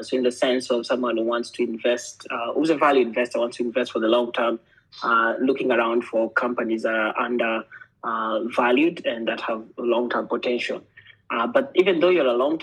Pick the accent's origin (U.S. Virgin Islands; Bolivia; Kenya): Kenya; moved away as an adult; also born or lived in Sweden; Well, I come from Kenya, born and brought up there for most of my life, but I also stayed in Sweden for the last 10 years.